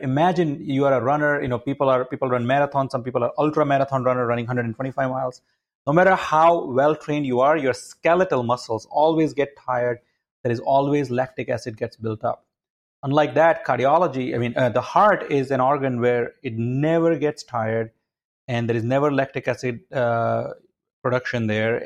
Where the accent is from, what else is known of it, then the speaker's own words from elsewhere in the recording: India; moved away as an adult; also born or lived in Connecticut, United States; now in United States; my background is I grew up in India